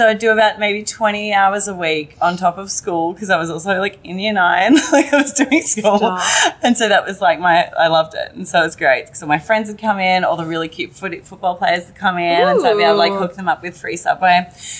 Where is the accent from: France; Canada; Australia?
Australia; Melbourne, Victoria; accent: Australian; moved away as an adult; now in United States; But no, so I'm from Melbourne. Amazing. Originally, yeah. So I've been here for awesome. 5.5 years.